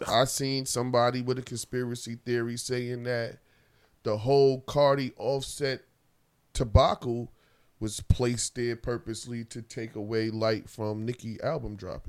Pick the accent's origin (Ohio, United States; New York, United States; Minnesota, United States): New York, United States; New York City; I'm not from New York. I'm from Queens.